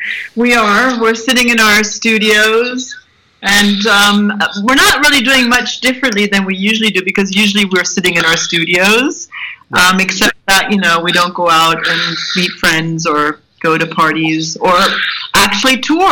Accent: New York, United States; I come from New York, so I know what it's like in the U.S.

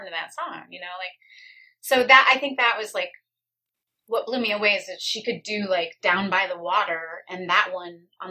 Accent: Detroit, Michigan, United States; also born or lived in Kalamazoo; I grew up in the Detroit area

